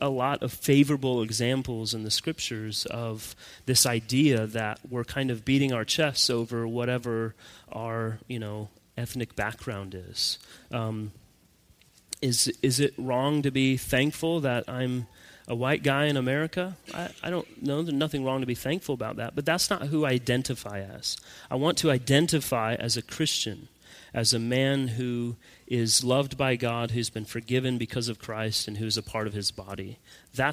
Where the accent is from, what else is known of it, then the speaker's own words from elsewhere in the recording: United States; moved away as an adult; now in Savannah, United States; my being an American and who I am, you know, as that American citizen